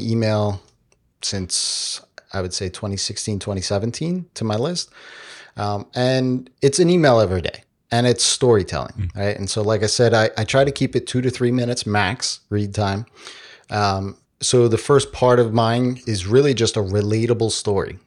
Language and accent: English; New York, United States; we're from New York